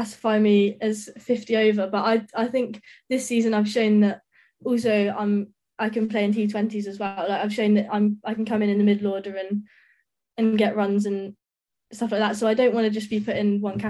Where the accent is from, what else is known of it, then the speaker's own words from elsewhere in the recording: Brighton, South East England, United Kingdom; I'm from Brighton